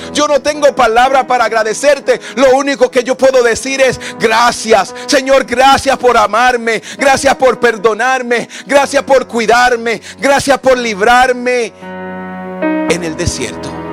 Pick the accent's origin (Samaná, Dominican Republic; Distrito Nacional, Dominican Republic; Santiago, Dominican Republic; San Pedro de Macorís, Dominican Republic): Samaná, Dominican Republic; Yo crecí en un barrio en República Dominicana, en Samaná, uno de los peores barrios que se puede decir